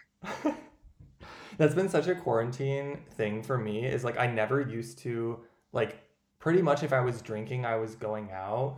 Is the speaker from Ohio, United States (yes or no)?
no; Owatonna, Minnesota, United States; moved away; also born or lived in Madison, Wisconsin; my hometown in Owatonna, Minnesota, population 25,000